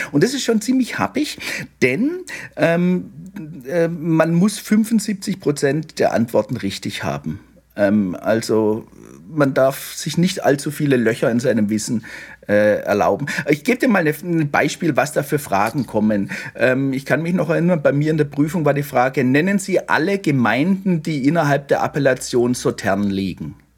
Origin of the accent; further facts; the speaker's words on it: Baden-Württemberg, Germany; ich bin ja in Württemberg aufgewachsen